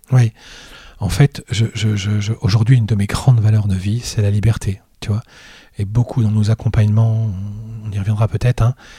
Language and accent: French; Brittany, France; moved away as an adult; now in Lille, France; je suis originaire de Bretagne. Et voilà, je suis venu ici euh, pour mes études supérieures